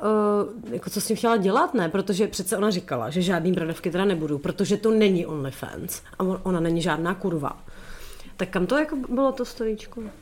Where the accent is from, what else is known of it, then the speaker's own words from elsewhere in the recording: Sokolov, Karlovy Vary Region, Czechia; To je moje rodiště.